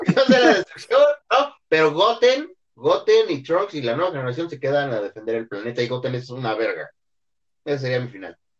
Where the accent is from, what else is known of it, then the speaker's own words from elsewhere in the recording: Mexico; como eh, mexicanos